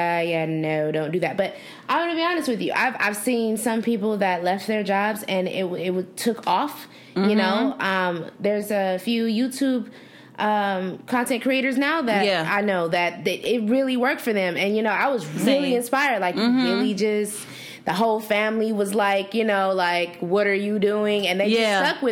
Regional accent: Los Angeles, California, United States; now in Arizona, United States

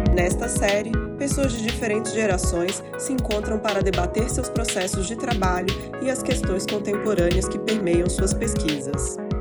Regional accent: Brasília, Federal District, Brazil; moved away as an adult; also born or lived in São Paulo; eu voltei para Brasília, que eu sou daqui de Brasília

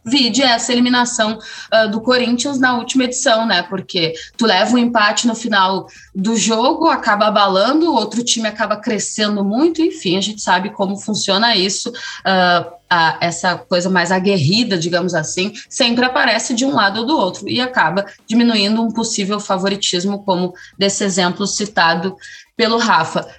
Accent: Brazil; a gente, falando como brasileiros

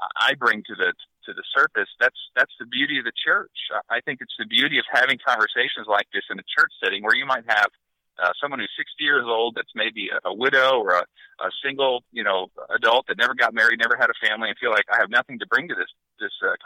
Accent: Northern Ohio, United States; I grew up in Northern Ohio

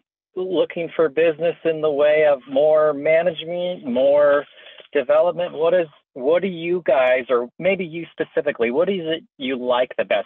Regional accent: Central Ohio, United States; moved away as an adult; now in Florida, United States; I've been in Florida for, it'll be 11 years this winter, and I'm from Central Ohio

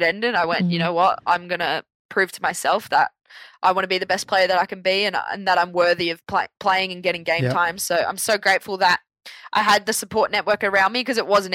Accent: Sydney, New South Wales, Australia; I'm from Belrose

